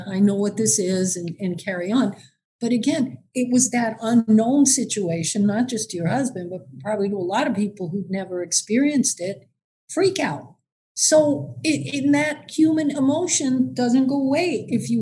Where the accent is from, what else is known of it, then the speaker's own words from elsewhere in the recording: New York City, New York, United States; now in Michigan, United States; I actually spent the early part of my life growing up on Staten Island